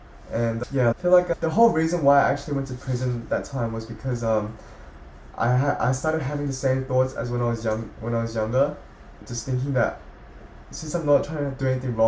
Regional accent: South Korea; born there; I was born in South Korea, as I said, and I feel a bit abandoned by my own country.

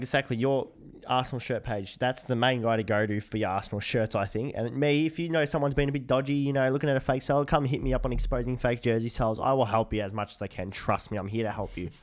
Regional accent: Australia; we're from the Aussie world, mate

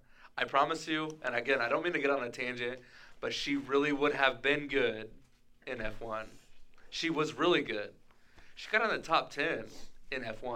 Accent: Kansas, United States; I'm from Kansas

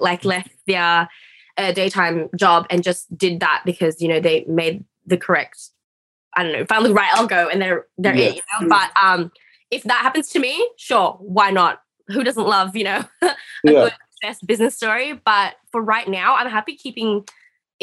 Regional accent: Australia; I'm Australian

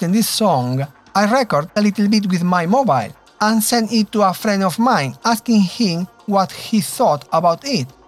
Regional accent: Santiago de Compostela, Galicia, Spain; moved away as an adult; also born or lived in Manchester; now in London, United Kingdom; I was born in Santiago de Compostela, Galicia, in the northwest of Spain. And now I am based in London from the past 7 years.

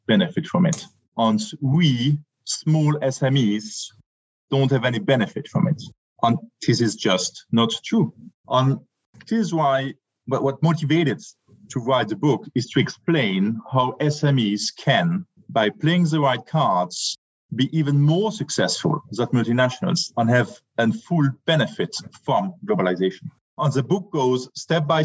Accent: France; moved away; also born or lived in Germany / United Kingdom; I'm French, German by blood, a British heart

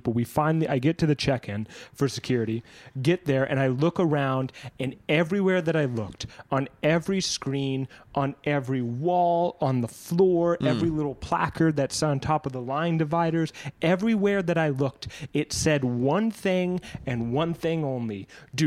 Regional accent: Southern California, United States; I'm from SoCal

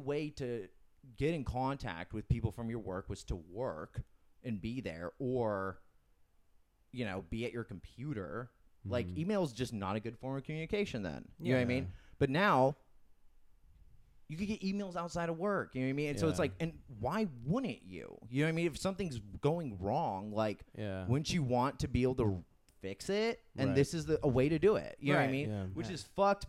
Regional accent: Temecula, California, United States; moved away; we grew up in Temecula

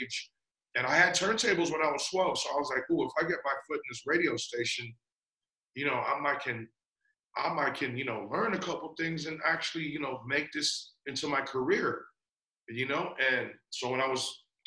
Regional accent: San Francisco, California, United States; moved away; also born or lived in Guam / Las Vegas; when I was like around 9 months to a year old, they brought me to San Francisco because that's where my parents actually, you know, lived and worked

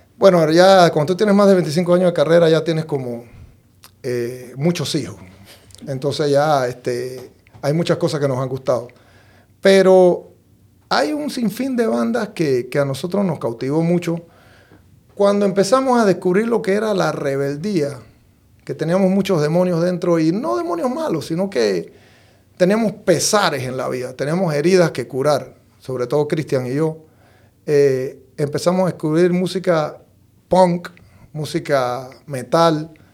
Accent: Chitré, Herrera, Panama; mi casa en Chitré, nosotros empezamos trabajando desde muy chiquito

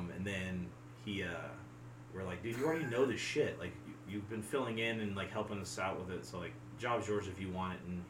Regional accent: West Coast, United States; moved away; I'm from the West Coast

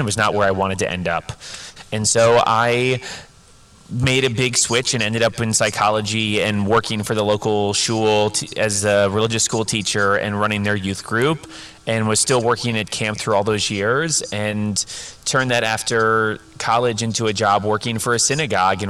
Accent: Cincinnati, Ohio, United States; I'm born and raised in Cincinnati, Ohio

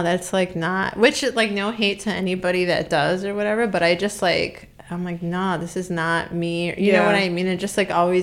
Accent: Chicago, Illinois, United States; also born or lived in Berwyn / Bucktown, Chicago / South Side, Chicago; now in Chicago, United States; I grew up in Albany Park, and then I didn't start skating until we moved to Berwyn

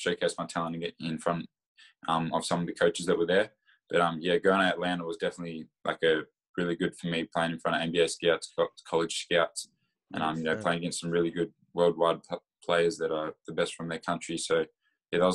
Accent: Bendigo, Victoria, Australia; I'm from Bendigo

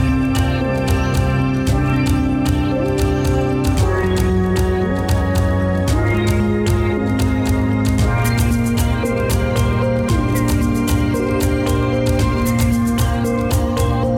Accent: Ghana; growing up in Ghana

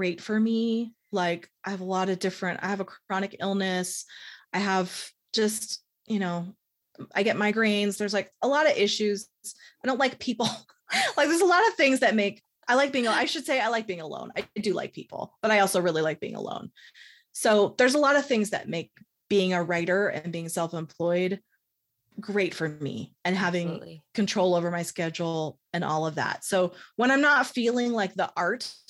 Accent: San Francisco, California, United States; moved away as an adult; also born or lived in Pacifica, California; now in Salt Lake City, United States; I grew up in San Francisco

